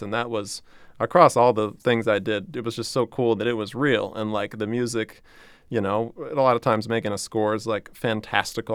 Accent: New Orleans, Louisiana, United States; I'm from New Orleans

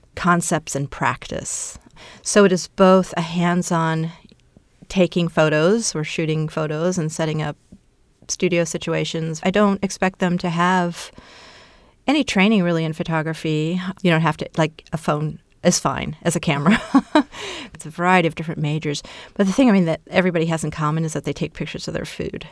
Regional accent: Brazil; because my mother's Brazilian, I was born in Brazil.

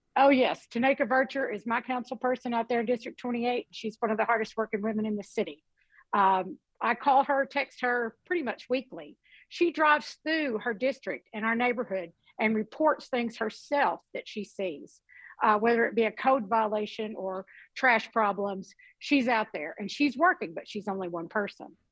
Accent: Western Kentucky, United States; I grew up in Western Kentucky and we had a landfill not far from our house.

